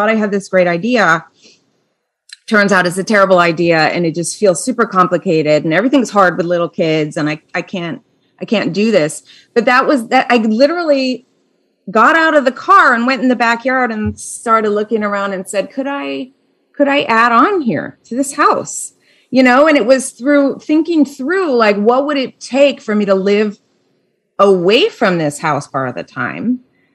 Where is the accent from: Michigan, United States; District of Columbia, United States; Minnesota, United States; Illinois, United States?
Minnesota, United States; now in New Jersey, United States; I'm from Minnesota